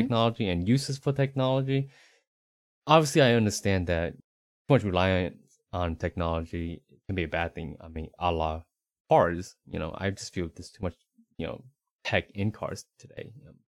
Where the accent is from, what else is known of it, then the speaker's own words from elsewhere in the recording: Northeast United States, United States; moved away as an adult; also born or lived in Southeast United States; now in Central Texas, United States; born in the Northeast United States